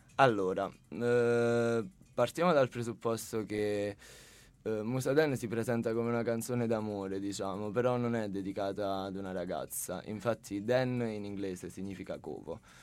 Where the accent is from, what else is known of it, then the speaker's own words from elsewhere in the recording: a town near Sala Consilina, Campania, Italy; del mio paese, diciamo, di un paese vicino al mio, che è Sala Consilina